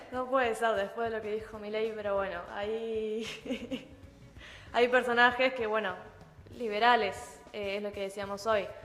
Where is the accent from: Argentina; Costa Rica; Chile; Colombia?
Argentina; de nuestro territorio, eh, y también de las personas que lo habitamos